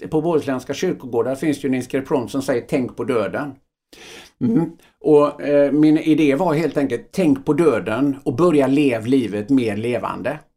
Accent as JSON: {"language": "Swedish", "town": "Öckerö", "region": "Västra Götaland", "country": "Sweden", "tie": "born or raised there", "said": "jag tror att jag är uppväxt i, eh, på Öckerö då, ett litet samhälle."}